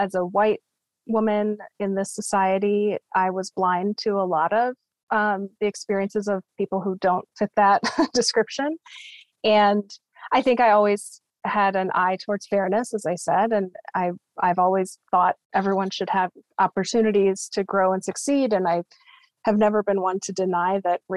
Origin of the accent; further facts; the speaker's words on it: United States; also born or lived in Copenhagen, Denmark; As an American living in Denmark